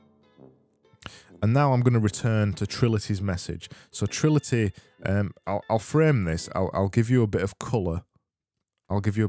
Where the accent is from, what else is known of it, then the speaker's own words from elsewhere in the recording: Yorkshire and the Humber, United Kingdom; accent: Yorkshire; It's my Yorkshire accent